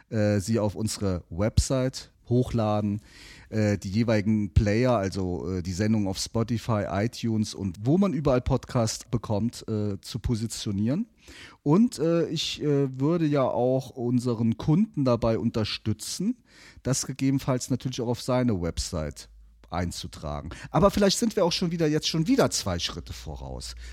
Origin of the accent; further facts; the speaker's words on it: Neuwied, Rhineland-Palatinate, Germany; born there; und ja, jetzt ist es raus, man hört es auch, auch ich bin gebürtiger Neuwieder.